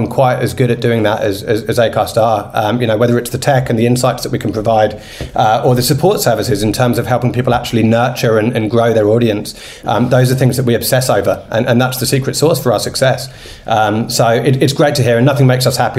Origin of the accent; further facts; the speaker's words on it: United Kingdom; now in Australia; I'm British